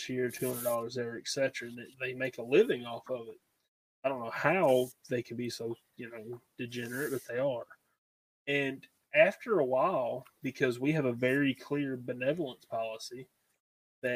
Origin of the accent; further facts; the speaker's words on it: Alabama, United States; I'm from Alabama